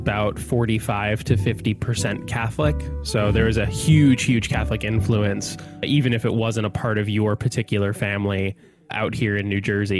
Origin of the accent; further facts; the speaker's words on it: Calgary, Alberta, Canada; I grew up in Calgary